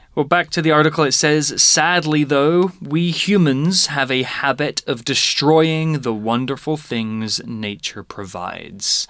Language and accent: English; Lowestoft, East of England, United Kingdom; moved away as an adult; now in Taiwan; my hometown Lowestoft is in the east of England